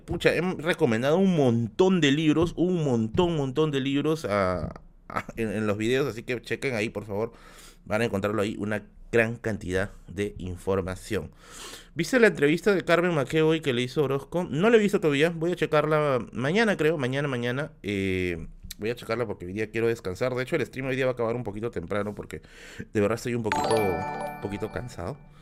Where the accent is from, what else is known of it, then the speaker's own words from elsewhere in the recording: Tacna, Peru; also born or lived in Villa El Salvador, Lima; now in Lima, Peru; somos de Tacna